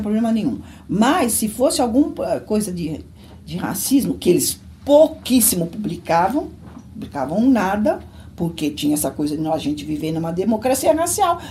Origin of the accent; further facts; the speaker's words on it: São Paulo, Brazil; eu nasci em São Paulo, sou paulistana